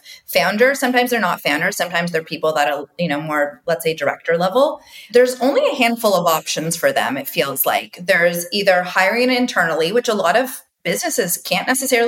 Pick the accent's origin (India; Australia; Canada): Canada; Toronto, Ontario; now in United States; I go back to my Canadian roots. I always think about the core interrelational nature of growing up in Toronto